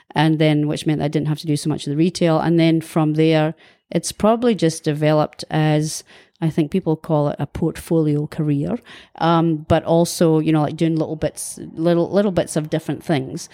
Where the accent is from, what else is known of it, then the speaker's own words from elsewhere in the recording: Kirriemuir, Scotland, United Kingdom; moved away as an adult; also born or lived in Dundee; now in New Zealand; I was born in Dundee in nineteen sixty-three, and I lived for the first eighteen years of my life in a small town called Kirriemuir